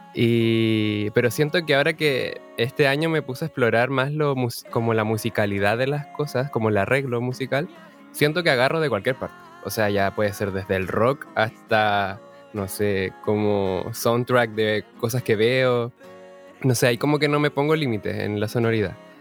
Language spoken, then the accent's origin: Spanish; Punta Arenas, Magallanes and Chilean Antarctica, Chile; moved away as an adult; also born or lived in Valparaíso; Soy de Punta Arenas, nacido acá